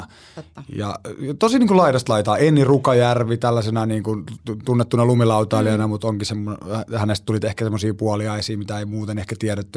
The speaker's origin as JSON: {"language": "Finnish", "region": "Southern Finland", "country": "Finland", "said": "mä oon täältä etelästä kotoisin"}